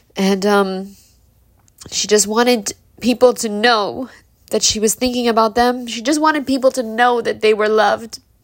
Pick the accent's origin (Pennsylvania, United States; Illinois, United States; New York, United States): New York, United States; New York City; we're poor people from Brooklyn